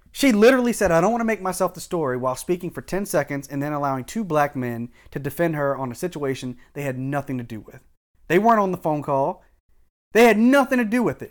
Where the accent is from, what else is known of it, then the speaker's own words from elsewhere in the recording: Howard County, Maryland, United States; I grew up in Howard County